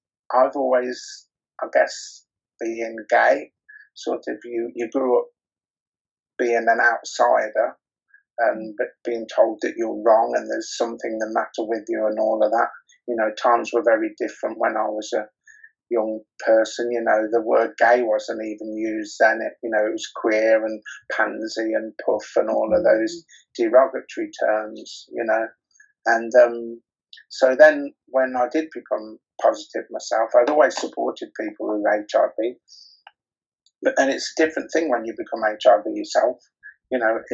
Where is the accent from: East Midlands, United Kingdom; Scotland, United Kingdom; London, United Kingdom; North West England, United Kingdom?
East Midlands, United Kingdom; Rothwell; also born or lived in Coventry; now in Birmingham, United Kingdom; I'm actually from Northamptonshire, a very small town in Northamptonshire called Rothwell